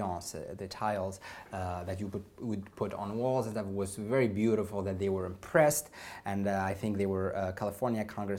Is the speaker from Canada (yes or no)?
no; Tunisia; moved away; my home country, Tunisia